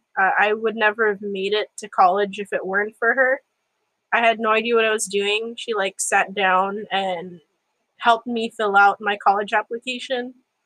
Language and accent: English; Philippines; I mean, as a Filipino, of course, shout out to Obi.